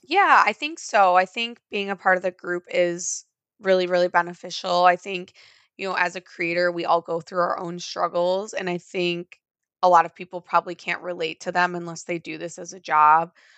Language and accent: English; Midwest, United States; I'm from the Midwest